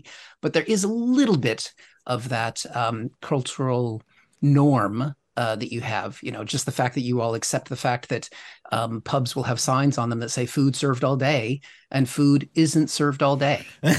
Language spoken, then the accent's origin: English; United States; moved away as an adult; now in United Kingdom; as an American expat who's lived in the UK for 23 years and has a British passport